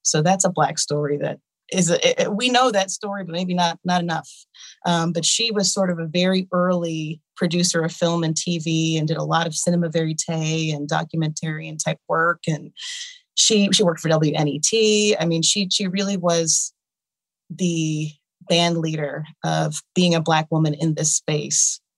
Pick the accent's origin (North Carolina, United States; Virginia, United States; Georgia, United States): Georgia, United States; Columbus; moved away as an adult; I grew up here in Columbus and moved back with my husband in twenty thirteen